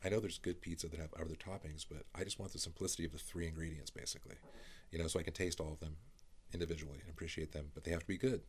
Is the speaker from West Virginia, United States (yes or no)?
no; California, United States; I grew up in Northern California.